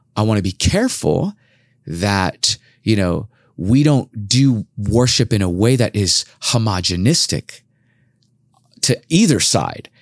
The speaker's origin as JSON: {"language": "English", "town": "Los Angeles", "region": "California", "country": "United States", "also_born_or_lived": "Irvine / Compton", "moved": "as an adult", "lives_now": "Portland, United States", "said": "I'm originally from Los Angeles"}